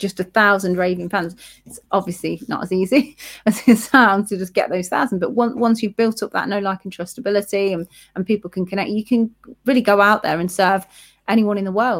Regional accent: Leicester, East Midlands, United Kingdom; accent: Leicester; It got rid of my Leicester accent and gave me confidence.

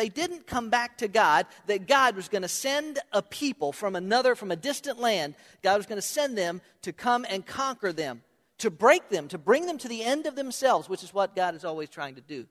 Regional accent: Hollywood, Florida, United States; I was born in Hollywood, not me. Hollywood, Florida

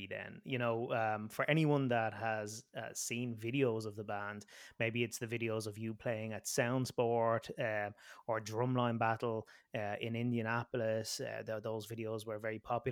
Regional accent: Ireland; as an Irishman here

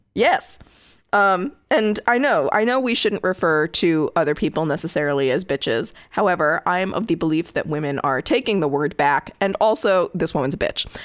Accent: Connecticut, United States; my home state of Connecticut.

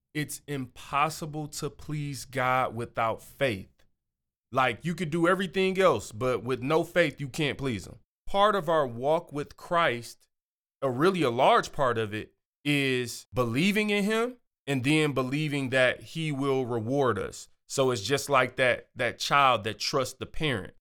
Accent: Michigan, United States; I'm from Michigan

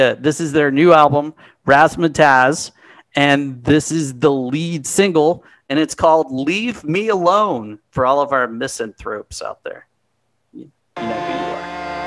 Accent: Texas, United States; I'm from here I'm from Texas

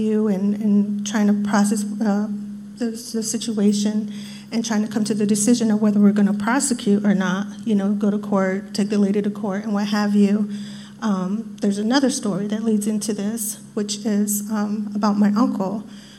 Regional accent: New Mexico, United States; moved away as an adult; now in Maryland, United States; I'm originally from New Mexico, and I got stationed at Fort Meade in 94.

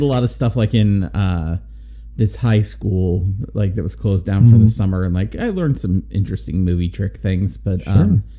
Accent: Nebraska, United States; back in the late 90s, when I was in high school, I auditioned for a movie that was going to be filmed locally here in Nebraska.

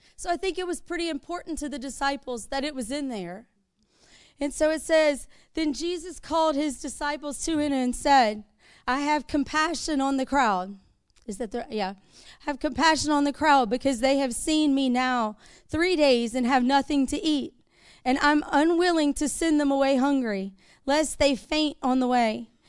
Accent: the South, United States; We're from the South

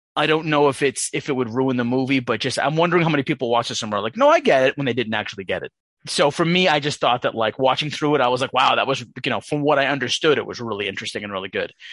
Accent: United States; as an American person

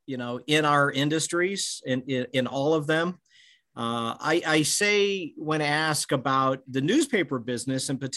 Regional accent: Bloomington, Illinois, United States; also born or lived in Normal, Illinois; I was a young guy growing up in Bloomington, Illinois, and the pantograph would be delivered to our house in Normal

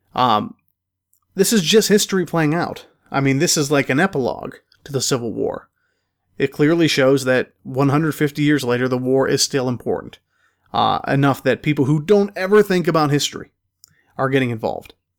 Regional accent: Pennsylvania, United States; my home state of Pennsylvania. In fact, uh, some of them in the county in which I grew up

